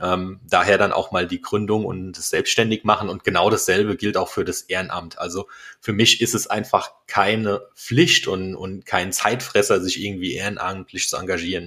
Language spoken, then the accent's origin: German; Eich, Rhineland-Palatinate, Germany; also born or lived in Worms; bin ein echter Wormser, geboren, aufgewachsen in Eich